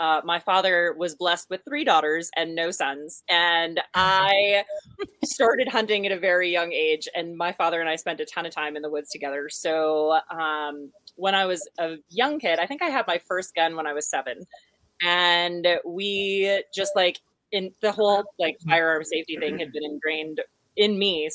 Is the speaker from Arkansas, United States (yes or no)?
no; New Hampshire, United States; moved away as an adult; also born or lived in western United States; growing up in New Hampshire